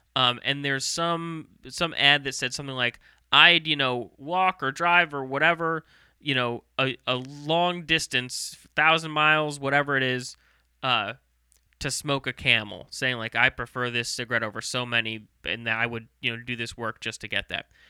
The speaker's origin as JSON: {"language": "English", "town": "St. Louis", "region": "Missouri", "country": "United States", "tie": "born or raised there", "also_born_or_lived": "Myrtle Beach, South Carolina", "said": "I was born in South Carolina, Myrtle Beach"}